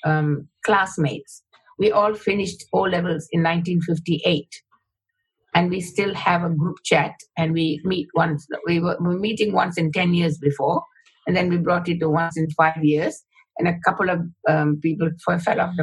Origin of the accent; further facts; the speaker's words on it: Klang, Selangor, Malaysia; first language Tamil; English is a second language; moved away as an adult; now in Australia; I was born in a rubber estate in Klang, Malaysia.